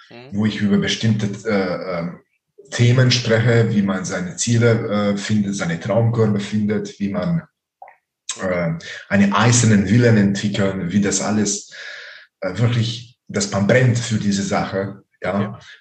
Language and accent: German; Baden-Württemberg, Germany; ich bin äh, von Nähe von Ravensburg.